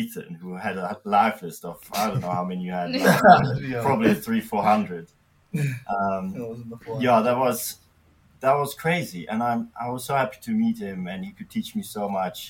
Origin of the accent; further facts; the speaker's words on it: Belgium; moved away as an adult; now in South Africa; I'm from Belgium in Europe.